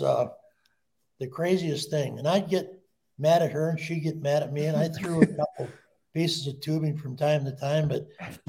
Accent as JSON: {"language": "English", "town": "Detroit", "region": "Michigan", "country": "United States", "tie": "born or raised there", "also_born_or_lived": "Colorado Springs, Colorado", "moved": "as an adult", "said": "I came to Colorado Springs as a GI stationed at Fort Carson. And I was born in Detroit, Michigan."}